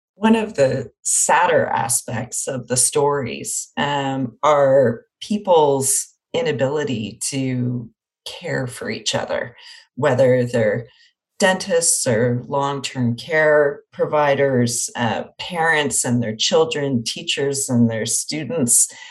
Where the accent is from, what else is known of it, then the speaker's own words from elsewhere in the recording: Windsor, Ontario, Canada; I'm from Windsor, Ontario, and had oh, a cottage in Grand Bend